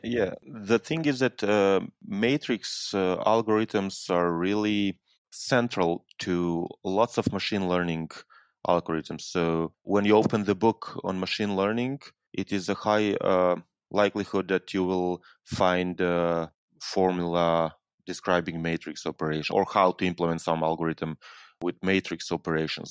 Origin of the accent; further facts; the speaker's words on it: Serbia; I'm coming from Serbia. It's a small country in southeastern Europe, just north of Greece.